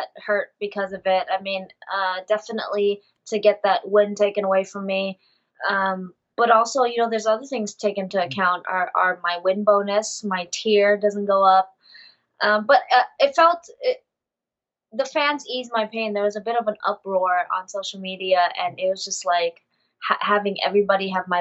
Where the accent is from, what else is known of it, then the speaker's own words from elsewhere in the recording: Vietnam; my home country.